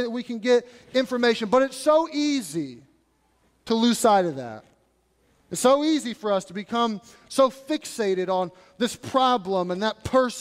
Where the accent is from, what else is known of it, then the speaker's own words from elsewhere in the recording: United States; I'm American.